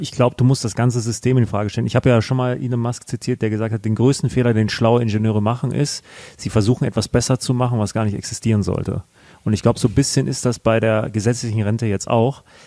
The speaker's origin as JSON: {"language": "German", "country": "Germany", "tie": "born or raised there", "said": "sind wir in Deutschland groß geworden, wir haben die Chancen hier gehabt"}